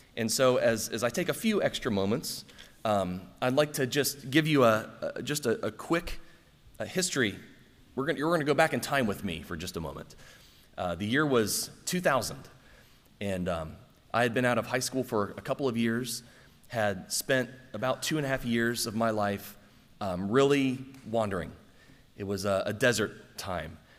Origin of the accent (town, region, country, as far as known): Circleville, Ohio, United States; born or raised there; moved away